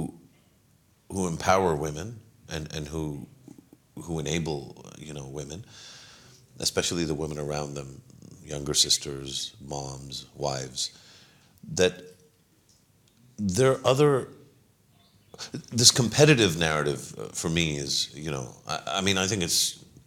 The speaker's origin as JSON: {"language": "English", "country": "Pakistan", "said": "as a Pakistani"}